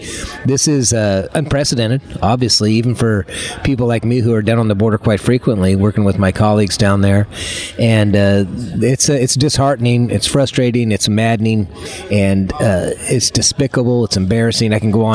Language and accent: English; Idaho, United States; I'm from Idaho. We're sitting in D.C. today